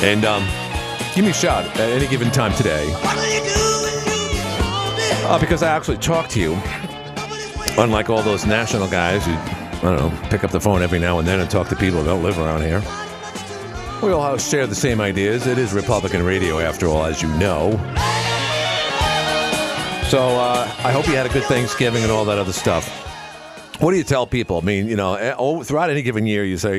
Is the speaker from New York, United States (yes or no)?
yes; New York City, New York, United States; born and raised in Queens. In fact, born in Jamaica Hospital